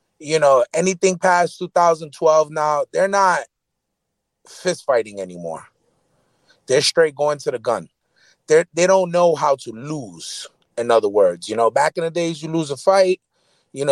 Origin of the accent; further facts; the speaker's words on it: Northeast, United States; now in Florida, United States; I'm from the Northeast, too